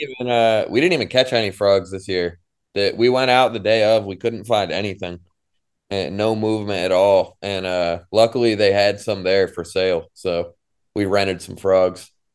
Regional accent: Syracuse, New York, United States; growing up in Syracuse

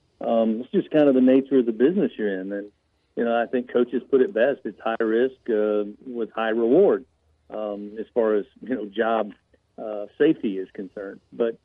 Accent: Kentucky, United States; When I was growing up in Kentucky

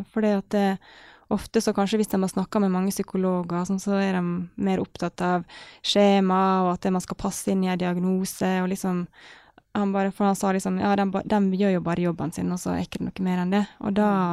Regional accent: Ålesund, Møre og Romsdal, Norway; han pappa var alene med full jobb og fire barn hjemme i Ålesund

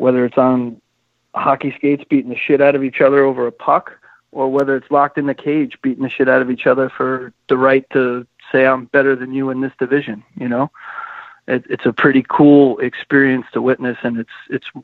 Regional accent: Long Island, New York, United States; I was born on Long Island

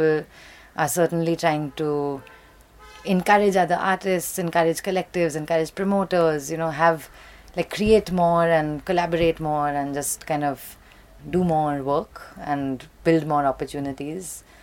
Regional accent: India; very often I'm the female artist, very often I'm the Indian artist, very often it'll be the live act amongst the DJs.

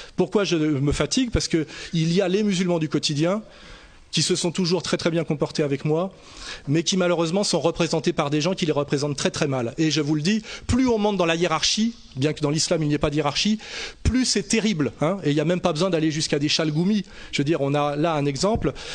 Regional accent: France; en tant que Français de souche, de confession catholique

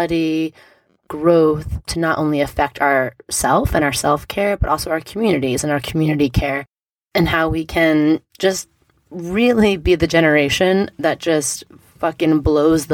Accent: New York City, New York, United States; in New York City, my home state where I was born, where I grew up

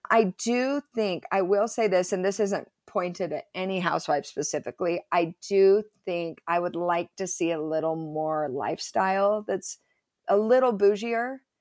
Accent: Provo, Utah, United States; I grew up in Provo. went to Timview High School, total Provo girl

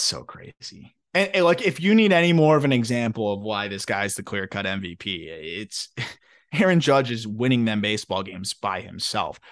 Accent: Florida, United States; my home state of Florida

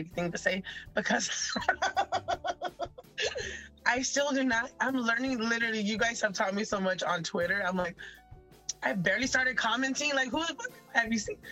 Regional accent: Tucson, Arizona, United States; we grew up in South Tucson in Barrio Libre

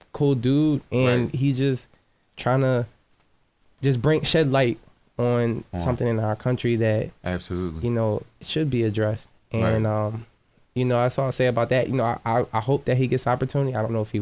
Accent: Sicklerville, New Jersey, United States; I'm from Sicklerville, New Jersey, and I'm like, how does a kid from Sicklerville, New Jersey

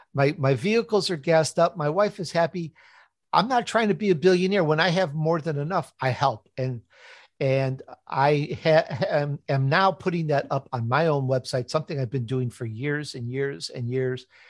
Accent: Chicago, Illinois, United States; accent: Chicago; also born or lived in Italy; I'm Italian. I was actually born in Italy. I grew up in Chicago, though if you're listening carefully, sometimes my Chicago comes out.

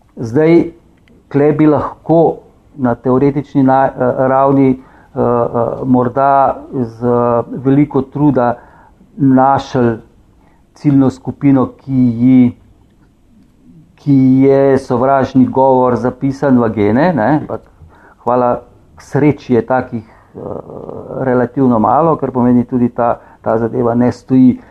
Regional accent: Slovenia; smo Slovenci

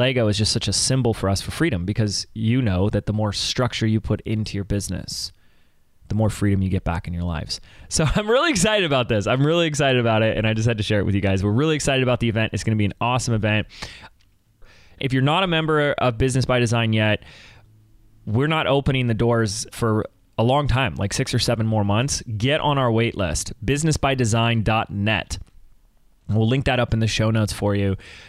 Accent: Laguna Beach, California, United States; my hometown of Laguna Beach

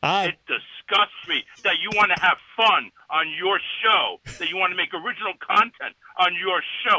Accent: New Jersey, United States; I'm actually from New Jersey.

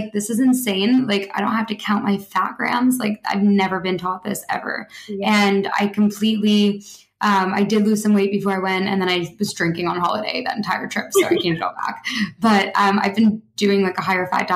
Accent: Toronto, Ontario, Canada; moved away; Toronto, my hometown

